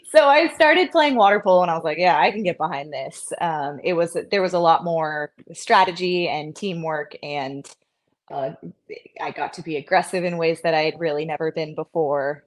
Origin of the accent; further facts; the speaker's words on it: the Bay Area, California, United States; also born or lived in San Jose; now in Santa Cruz, United States; I grew up in the Bay Area for sure, but not, I wasn't in Santa Cruz